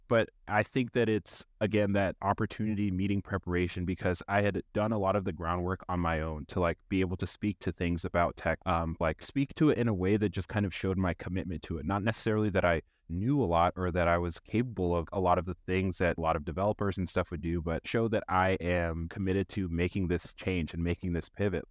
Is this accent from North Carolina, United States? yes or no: yes; Raleigh, North Carolina, United States; I am from Raleigh, North Carolina, and I'm trying to buy a house in this area.